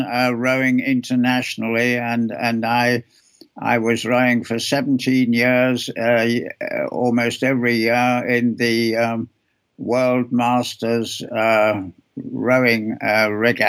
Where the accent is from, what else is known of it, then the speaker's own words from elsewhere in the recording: England, United Kingdom; moved away; also born or lived in Chicago, United States; I was born in England. I went to school there.